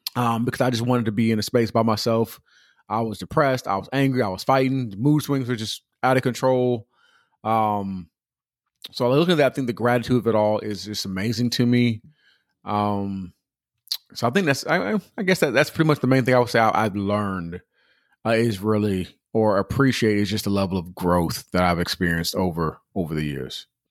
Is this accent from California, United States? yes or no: yes; Pomona, California, United States; also born or lived in Upland, California / Ontario, California; we moved from Pomona to a whole nother city